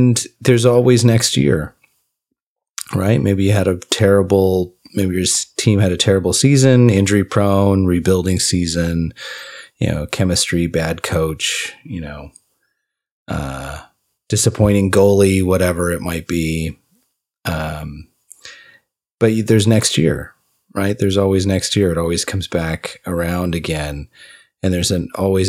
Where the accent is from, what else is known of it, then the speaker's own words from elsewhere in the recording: California, United States; we grew up in California